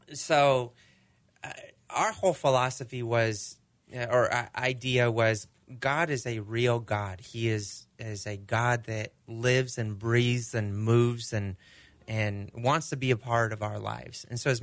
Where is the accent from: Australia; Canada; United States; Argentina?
Argentina; Okay, so we're growing up in Argentina. Their sport is soccer. You know, they don't do baseball.